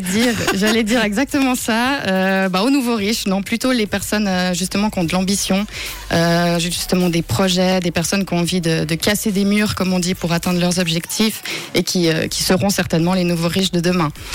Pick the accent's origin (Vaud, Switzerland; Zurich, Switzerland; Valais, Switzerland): Vaud, Switzerland; La Tour-de-Peilz; also born or lived in Lausanne / Geneva; j'ai grandi à la Tour de Paix